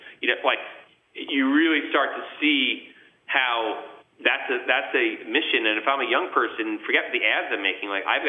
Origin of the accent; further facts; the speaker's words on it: New York, United States; you try to be as humble as possible, as humble as a New Yorker could be at the time.